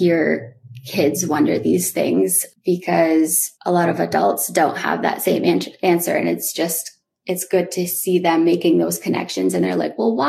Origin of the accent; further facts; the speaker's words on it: Old Town, Maine, United States; I did grow up on the Penobscot Nation, or otherwise known as Indian Island, which is a small island located in Old Town, Maine.